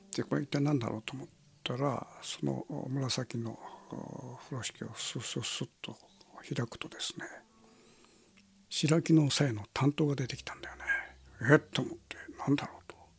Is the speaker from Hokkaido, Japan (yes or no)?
no; Kitakyushu, Fukuoka, Japan; 僕もその門司港で生まれて